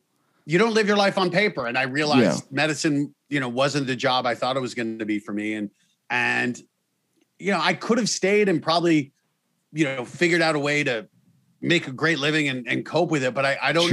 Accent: Colorado, United States; I grew up in Colorado

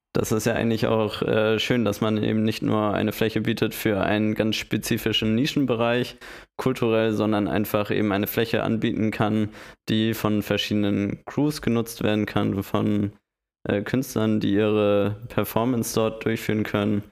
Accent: Hamburg, Germany; als Hamburger

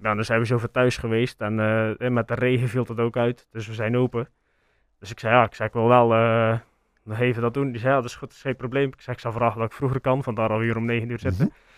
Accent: Sluis, Zeeland, Netherlands; wij horen natuurlijk dat wij van Sluis zijn

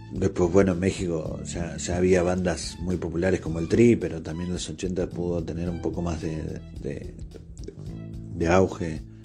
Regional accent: Argentina; yo soy de Argentina

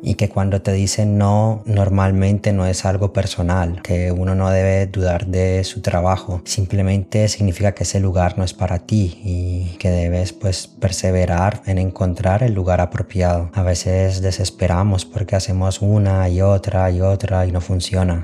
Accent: Cali, Valle del Cauca, Colombia; also born or lived in Madrid, Spain; now in Basel, Switzerland; yo vengo de Cali

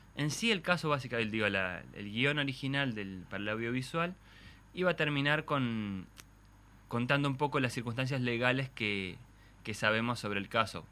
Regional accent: Argentina; yo de hecho nací en Argentina, yo nací en el 77

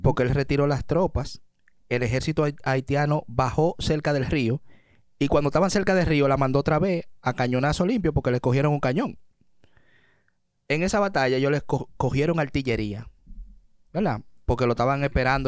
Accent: Dominican Republic; logramos como dominicanos

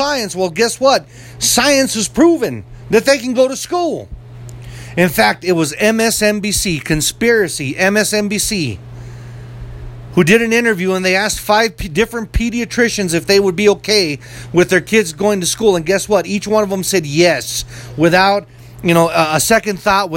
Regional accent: United States; as an American

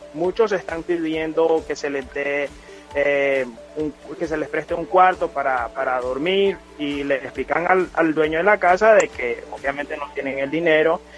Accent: Nicaragua; moved away as an adult; now in Cayman Islands; el regreso a nuestra patria, que es un derecho constitucional que tenemos como nicaragüenses

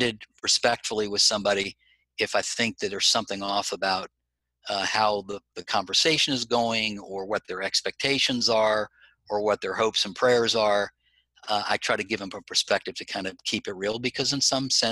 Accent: South Florida, United States; I grew up in South Florida.

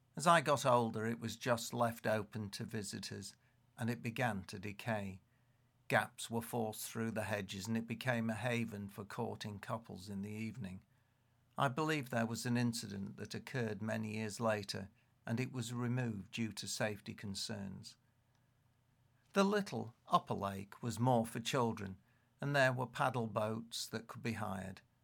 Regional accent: Leeds, Yorkshire and the Humber, United Kingdom; growing up in Leeds

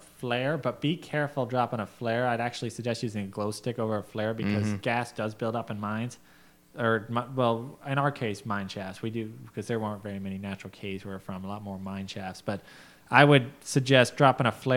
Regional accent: Gold Basin, Colorado, United States; up in Colorado, and part of my hometown called Gold Basin

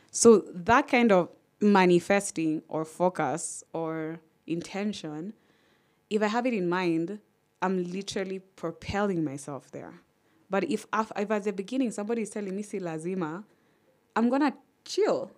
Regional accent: Kenya; I'm Kenyan

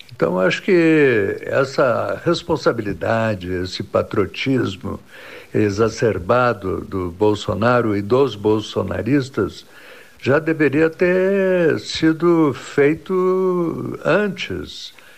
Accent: Brazil; sou brasileiro

